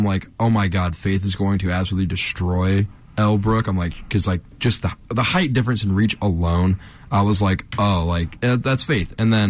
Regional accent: southern Ohio, United States; I'm also not from the Northeast Ohio area. Sure. I am from the southern region of Ohio.

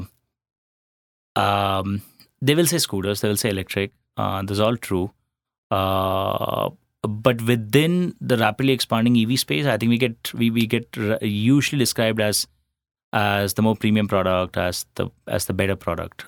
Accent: Ahmedabad, Gujarat, India; moved away as an adult; also born or lived in Jodhpur / Chennai; I'm a Marwadi from Jodhpur, uh, but born and brought up in Ahmedabad

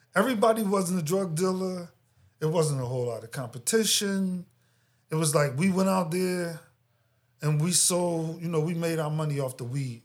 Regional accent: Philadelphia, Pennsylvania, United States; I grew up in Philadelphia

